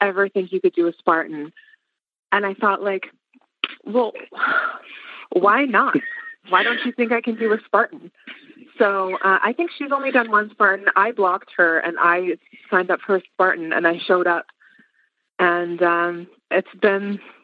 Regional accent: Edmonton, Alberta, Canada; I am from Edmonton, Alberta, Canada

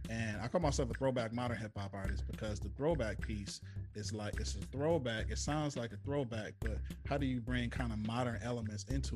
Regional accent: Flint, Michigan, United States; that hometown love, just being from Flint

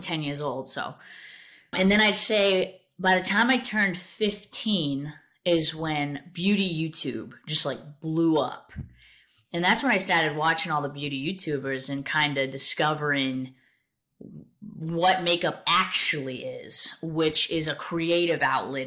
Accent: South Coast, Massachusetts, United States; I grew up in Massachusetts, uh, South Coast, Massachusetts. I've lived there my entire life

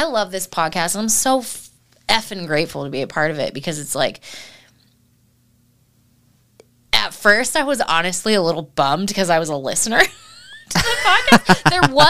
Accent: Oregon, United States; I'm an Oregon girl. I grew up in Oregon.

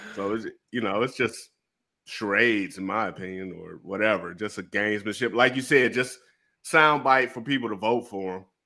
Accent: Detroit, Michigan, United States; also born or lived in Japan; I'm from Detroit

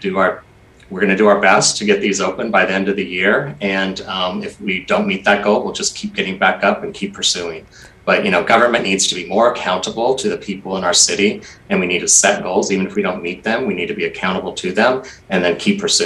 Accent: Portland, Oregon, United States; I was one of those Portlanders that was frustrated and actually getting kind of angry with my hometown

